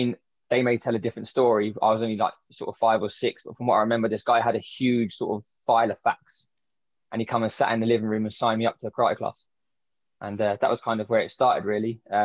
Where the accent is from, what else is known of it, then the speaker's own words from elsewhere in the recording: London, United Kingdom; I grew up in Southeast London.